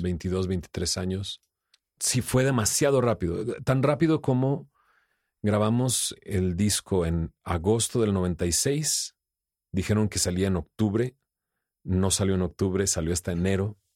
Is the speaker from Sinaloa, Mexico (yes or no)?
no; Monterrey, Nuevo León, Mexico; yo soy de Monterrey, vengo con ciertos valores y principios